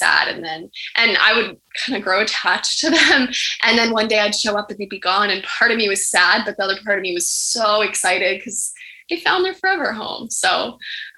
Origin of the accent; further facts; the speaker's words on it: Morristown, New Jersey, United States; my hometown in Morristown, New Jersey